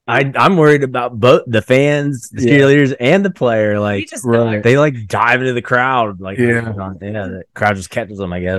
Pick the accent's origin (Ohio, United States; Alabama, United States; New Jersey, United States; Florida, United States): Ohio, United States; Zanesville; we're nationally known as where the exotic animals broke loose from somebody's personal.